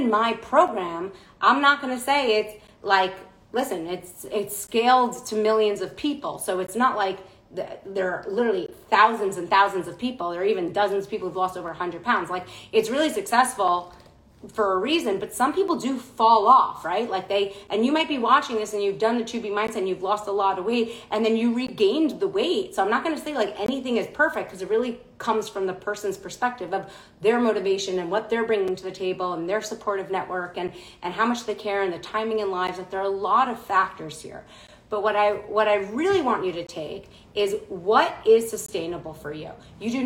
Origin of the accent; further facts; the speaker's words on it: New York City, New York, United States; I'm born and raised in Manhattan.